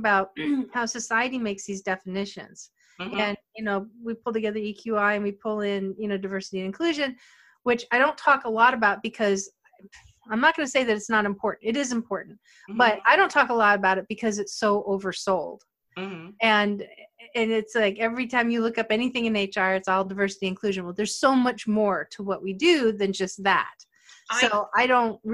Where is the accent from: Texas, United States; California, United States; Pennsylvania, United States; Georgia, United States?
Pennsylvania, United States; moved away; I grew up in Pennsylvania, and I live now below the Mason-Dixon